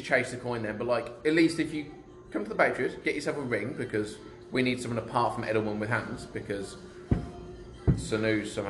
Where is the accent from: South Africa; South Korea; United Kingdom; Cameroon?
United Kingdom; England; I'm fucking English.